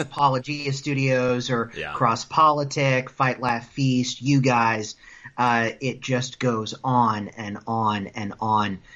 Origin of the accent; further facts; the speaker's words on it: Wright County, Iowa, United States; also born or lived in Speedway, Indiana; my dad moved my mom and myself out to the family farm in Iowa, where I grew up uh, for the next 23 years of my life